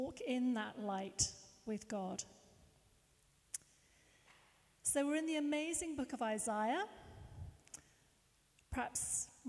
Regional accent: Hertfordshire, East of England, United Kingdom; Where did I grow up? Hartford. Hertfordshire.

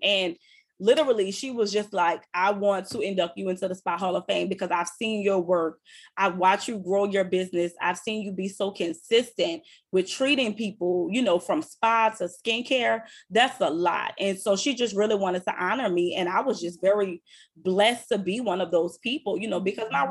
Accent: New Orleans, Louisiana, United States; I'm from uptown. I'm from New Orleans

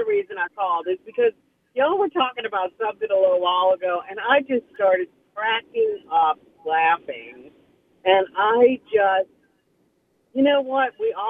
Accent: New Orleans, Louisiana, United States; I grew up in New Orleans, and my grandmother was French, and my grandfather was German.

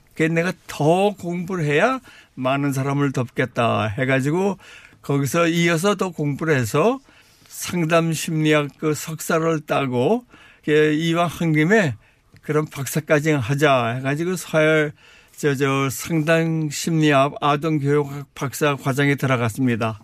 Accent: South Korea; moved away as an adult; also born or lived in Canada; now in Ontario, Canada; 세계에서 제일 좋은 나라 한국에서 태어났고 한국에서 자랐고 근데 31세 때 또 세계에서 또, 또, 또 제일 좋은 나라 카나다에서 날 모셔갔습니다

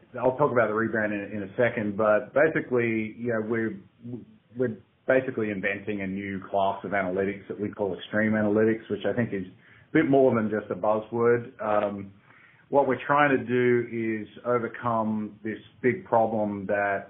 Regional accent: Australia; accent: Aussie; moved away as an adult; now in San Francisco, United States; Grew up in Australia, been living out here in the States in San Francisco for the last 7 or 8 years

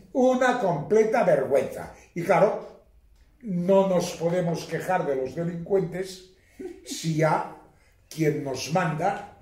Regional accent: Catalonia, Spain; yo soy catalán por los cuatro costados

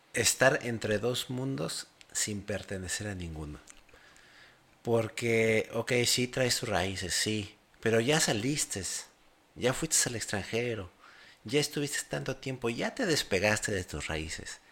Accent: Mexico; moved away as an adult; now in Paraguay; soy mexicano porque nací ahí, pero ahora estoy en Paraguay

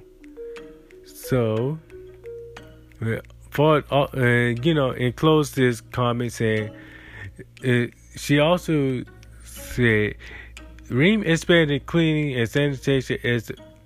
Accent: Alabama, United States; my home state in Alabama

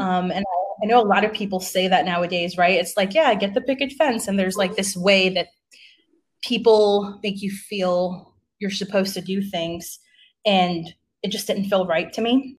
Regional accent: Uvalde, Texas, United States; moved away as an adult; also born or lived in Atlanta, Georgia; now in San Antonio, United States; I came from a really small town in Uvalde, Texas

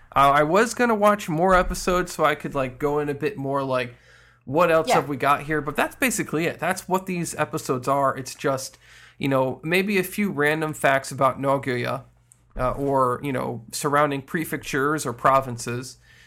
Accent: New York, United States; "But I'm from New York." "Oh, say with a Brooklyn accent."

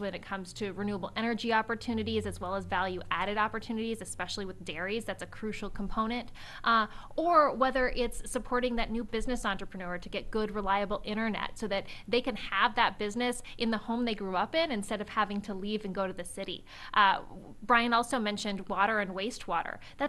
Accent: Mesilla Valley, New Mexico, United States; I'm from New Mexico, and certainly have experienced through my family's history the opportunity that rural brings. And I'm so deeply grateful that my grandparents were able to immigrate from Mexico to pick cotton in the Mesilla Valley, which is where I grew up

